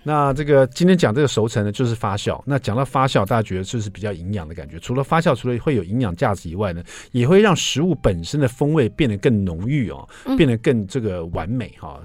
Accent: Taiwan; 我们台湾人

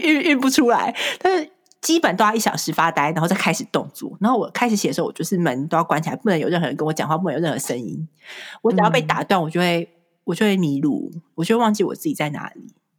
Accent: Taiwan; moved away as an adult; now in United States; 我身为台湾人

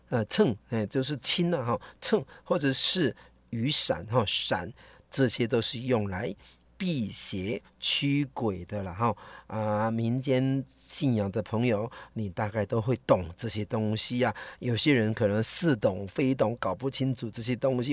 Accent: Taiwan; 我们台湾人，我们华人

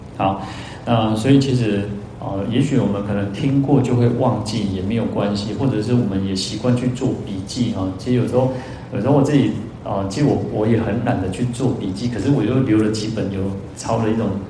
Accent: Taiwan; 因为我们台湾人有储蓄的习惯

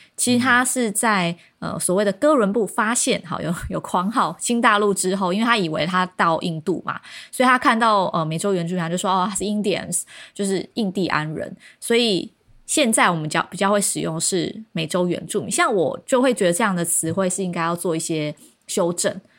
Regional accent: Kinmen County, Taiwan; 因为我是金门岛出生的人

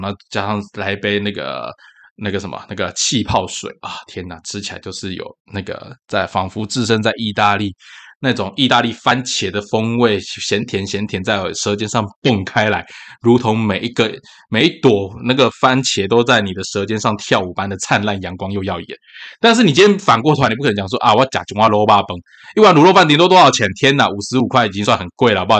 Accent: Tainan, Taiwan; 咸粥对于我们这种嗨烤郎，就特嗨郎，就是像我那个我的外公啊，他们是顾余温的，所以其实咸粥对我们对我们这种在余温啊或靠海的孩子长大来讲，算是很常见的一道菜，尤其是虱目鱼哈。那台南人吃虱目鱼是有名的啦。

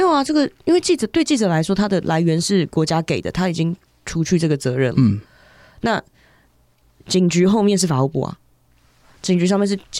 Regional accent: Taiwan; 我们台湾人

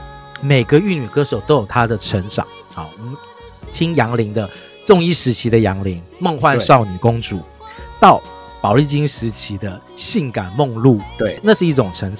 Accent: Taipei, Taiwan; 因为我是台北长大的小孩

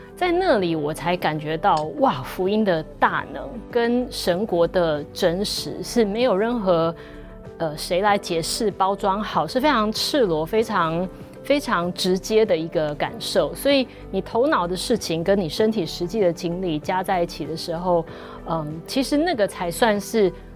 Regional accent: Taiwan; also born or lived in United States; 我其实出生是在美国，因为我父母那时候在那边求学，然后工作，嗯。所以，呃，我在美国，但是我小学二年级就来台湾了，然后自此之后就是在台湾的学校念书，然后工作，一直到现在

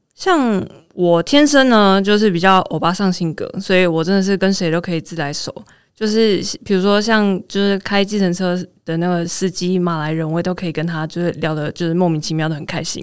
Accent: Taiwan; 我是台湾人，我可以介绍你们去哪里玩哦

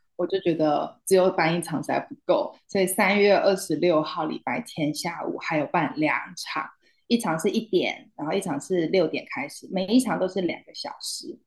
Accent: Taiwan; also born or lived in Hangzhou, China; 我是台湾人

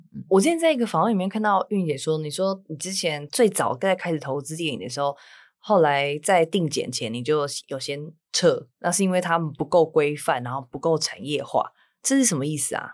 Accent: Taichung, Taiwan; 我是台中人

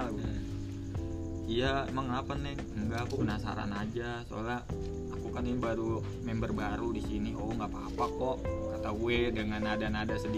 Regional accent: Bogor, West Java, Indonesia; iya aku orang Bogor bang

